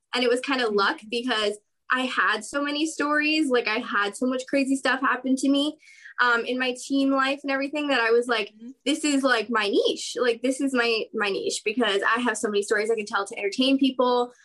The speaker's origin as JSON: {"language": "English", "town": "San Diego", "region": "California", "country": "United States", "also_born_or_lived": "Orange County, California", "lives_now": "Anaheim, United States", "said": "I'm from San Diego, California, currently living in Orange County, California"}